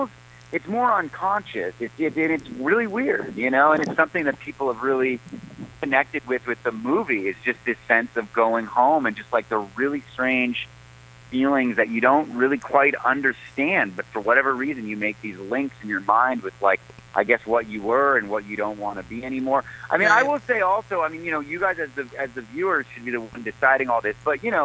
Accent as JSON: {"language": "English", "town": "Boonville", "region": "California", "country": "United States", "tie": "born or raised there", "said": "Ukiah, California. It's where my parents work, but I'm from Boonville, which is a small town, you know, in Northern California. And like, you know, I'm actually happen to be back here, like in my hometown"}